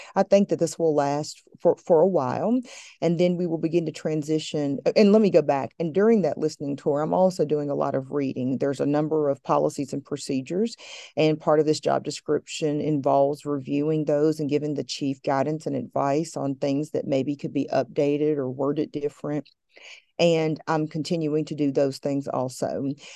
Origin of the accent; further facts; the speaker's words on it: Appalachia, Southwest Virginia, United States; I'm from the Blue Ridge Mountain Range of Appalachia, from Southwest Virginia